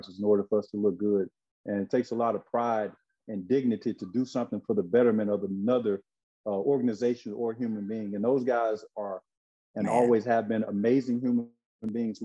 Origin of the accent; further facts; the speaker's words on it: Brinkley, Arkansas, United States; moved away as an adult; also born or lived in Memphis, Tennessee; Growing up in Arkansas, like you said, 1 hour and 4 minutes between Memphis and Little Rock